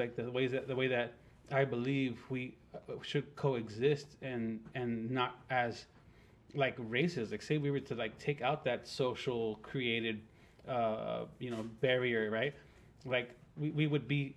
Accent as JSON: {"language": "English", "area": "hometown near Lake Amistad, towards El Paso", "region": "Texas", "country": "United States", "tie": "born or raised there", "said": "in my hometown"}